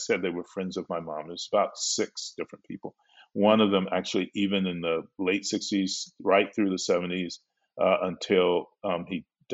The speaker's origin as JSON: {"language": "English", "town": "Belmont", "country": "United States", "tie": "born or raised there", "said": "my little Black village, when I grew up in Belmont"}